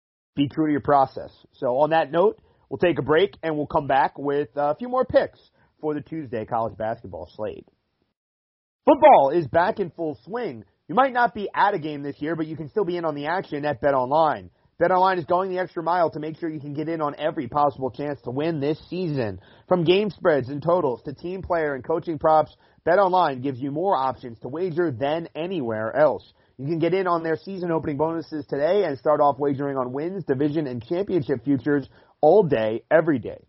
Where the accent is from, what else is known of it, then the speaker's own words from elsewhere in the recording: Cherry Hill, New Jersey, United States; moved away as an adult; now in Minnesota, United States; heading back to my hometown of Cherry Hill and flying into Philly on Wednesday morning from here in Minnesota where I work